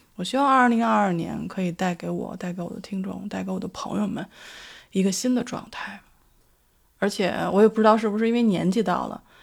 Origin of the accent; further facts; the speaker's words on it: Beijing, China; now in Sydney, Australia; 我所居住的城市是澳大利亚悉尼。 跟我的家乡北京， 刚好是反季